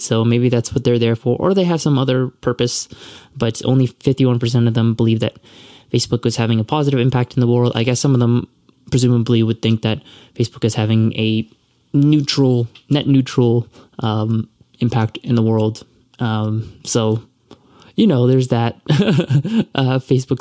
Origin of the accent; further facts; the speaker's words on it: Toronto, Ontario, Canada; I'm from Toronto and I'm Canadian